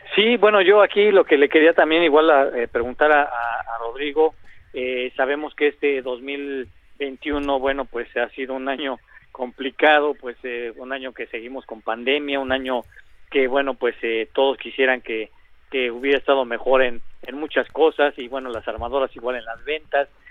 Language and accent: Spanish; Mexico; somos mexicanos